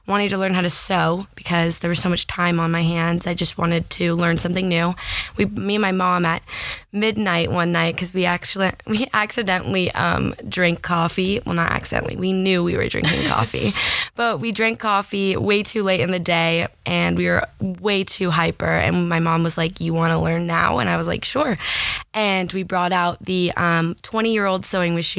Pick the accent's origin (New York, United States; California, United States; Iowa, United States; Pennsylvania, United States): California, United States; Thousand Oaks; moved away as an adult; now in Los Angeles, United States; I grew up in Thousand Oaks, California